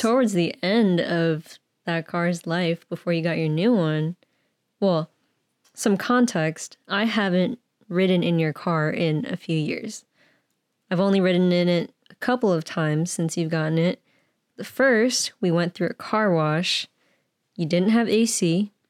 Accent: the Bay Area, California, United States; born and raised in the Bay

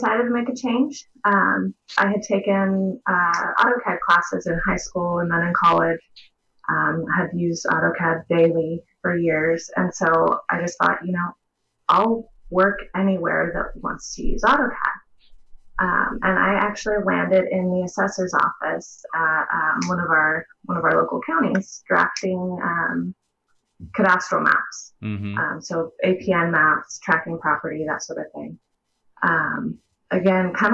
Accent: Central California, United States; I've been in California my whole life, mainly Central California

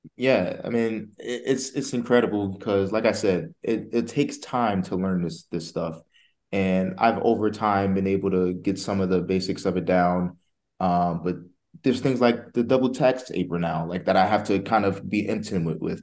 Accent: New Jersey, United States; I'm from Jersey

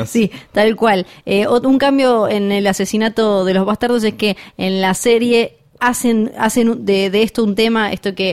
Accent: Tierra del Fuego, Argentina; yo soy de Tierra del Fuego

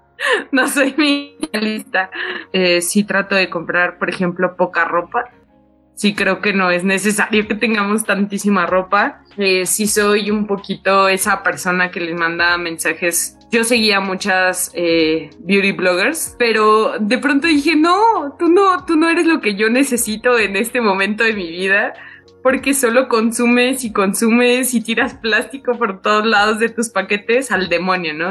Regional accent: Mexico City, Mexico; toda mi infancia y adolescencia viví en Iztapalapa

